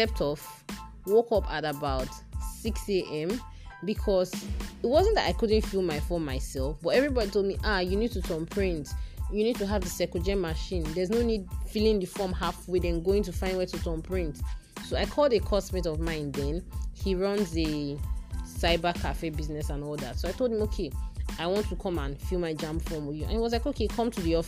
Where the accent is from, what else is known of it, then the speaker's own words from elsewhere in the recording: Nigeria; I officially concluded my 1 year as a Nigerian Corps member.